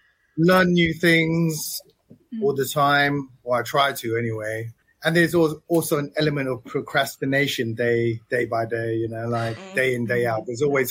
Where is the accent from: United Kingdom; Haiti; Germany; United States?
United Kingdom; London; moved away; also born or lived in Thailand; I've spent most of my life living in London.